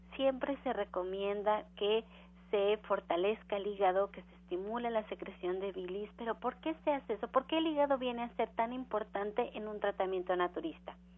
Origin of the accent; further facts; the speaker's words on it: Mexico; Nosotros como mexicanos